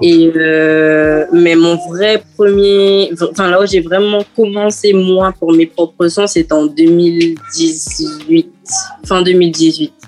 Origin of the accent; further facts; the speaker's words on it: French Guiana; moved away as an adult; also born or lived in Guadeloupe; now in Metropolitan France; je suis née, j'ai grandi en Guyane.